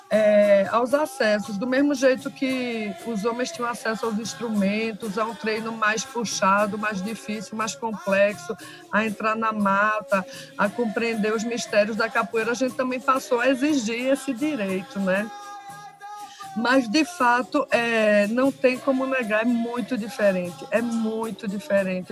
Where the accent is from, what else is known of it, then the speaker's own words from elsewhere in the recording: Recife, Pernambuco, Brazil; Eu sou do bairro da Várzea e aqui era muito forte na época, no ano 90